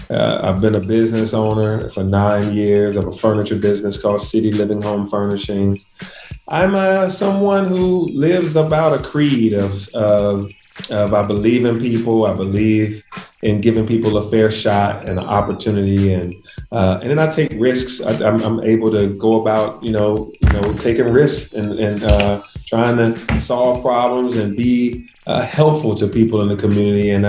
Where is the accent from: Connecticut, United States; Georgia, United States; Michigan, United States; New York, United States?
Georgia, United States; Atlanta; growing up in Atlanta